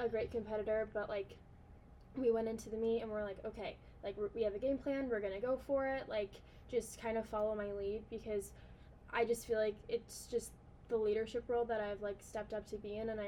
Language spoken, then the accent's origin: English; Auburn, Nebraska, United States; I'm from Auburn, Nebraska